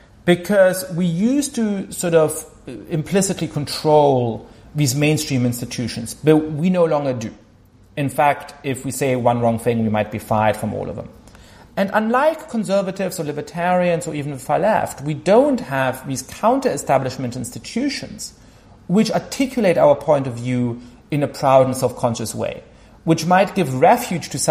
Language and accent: English; Germany; moved away; I grew up Jewish in Germany